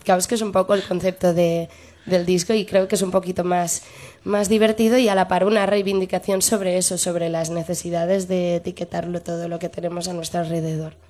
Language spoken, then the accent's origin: Spanish; Barcelona, Catalonia, Spain; moved away as an adult; now in Madrid, Spain; amo Barcelona porque es mi tierra